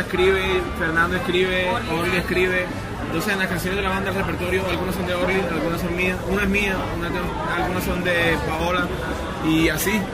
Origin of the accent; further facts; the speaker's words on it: Barranquilla, Atlántico, Colombia; Yo nací en Barranquilla, he en Barranquilla